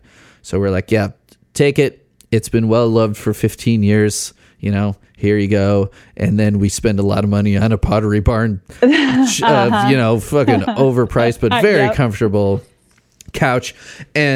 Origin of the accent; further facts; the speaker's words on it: Schaumburg, Illinois, United States; moved away; I grew up near Schaumburg, Woodfield Mall.